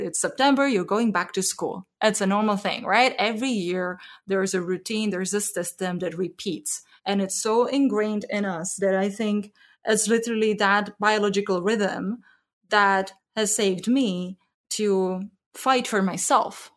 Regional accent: Zlín, Zlín Region, Czechia; moved away as an adult; now in Bay Area, United States; I grew up in the Czech Republic in a small town called Zlín

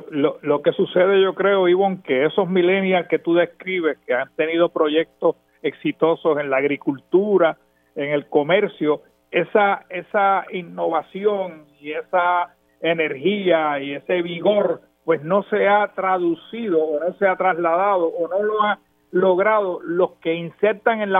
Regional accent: Puerto Rico; Eso para mí como popular primero y como puertorriqueño es totalmente inaceptable.

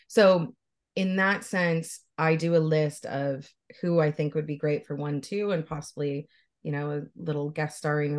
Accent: Canada; I'm Canadian, I live in Ontario.

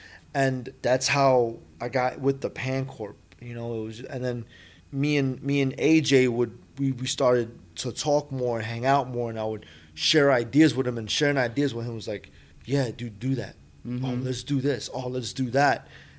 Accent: New York City, New York, United States; You know, I grew up in the projects. I was born there. Was, mm-hmm. You know, Rutgers Houses, Lower East Side.

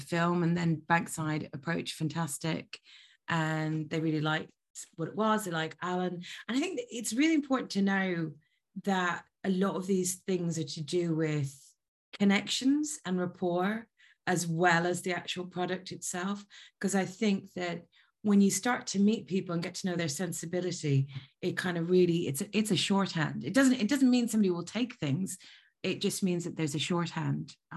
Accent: Ireland; also born or lived in Libya; being Irish

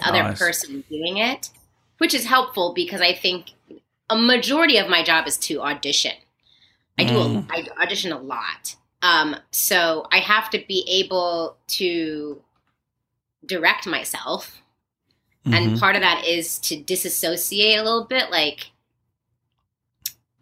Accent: Plano, Texas, United States; moved away as an adult; also born or lived in Arlington, Texas / Dallas, Texas / Santa Maria, California; now in Los Angeles, United States; I'm specifically from Plano, Texas

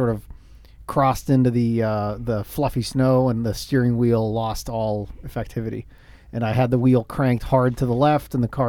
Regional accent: Sweden; English is a second language; That is true. I am from Sweden.

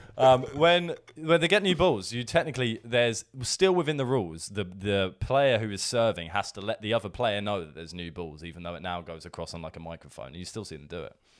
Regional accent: Brighton, South East England, United Kingdom; Brighton because it's my, it's my hometown

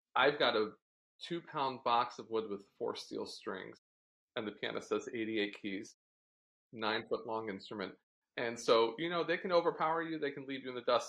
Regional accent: Cleveland, Ohio, United States; also born or lived in Delaware; I was born in Delaware. My parents met University of Delaware. And then they moved to Cleveland shortly after I was born

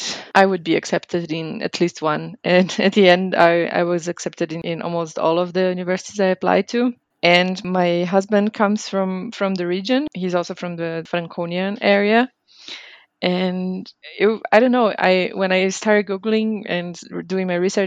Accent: Brazil; moved away as an adult; also born or lived in Bamberg, Germany; now in Freising, Germany; I am originally from Brazil. Now I live in Freising near Munich.

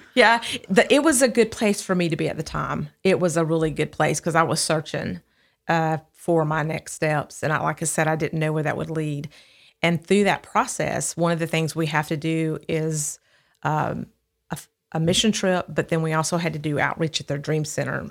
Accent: Midfield, Alabama, United States; also born or lived in Birmingham, Alabama; I grew up in Midfield, Alabama

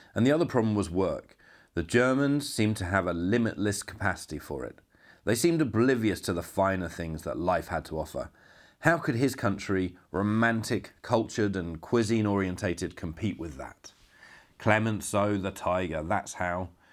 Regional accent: United Kingdom; now in Poland; a British filmmaker now living and working in Poland

